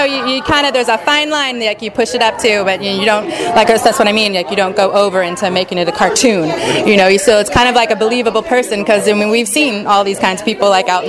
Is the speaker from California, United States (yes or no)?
yes; Orange County, California, United States; moved away as an adult; also born or lived in San Francisco / New York / Portland / Alaska; I am originally from Orange County.